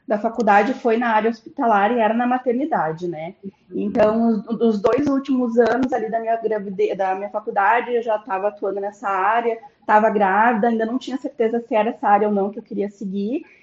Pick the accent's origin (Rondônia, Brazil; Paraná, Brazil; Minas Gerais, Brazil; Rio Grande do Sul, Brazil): Rio Grande do Sul, Brazil; Porto Alegre; Ah, eu sou de Porto Alegre, do Rio Grande do Sul, sou gaúcha.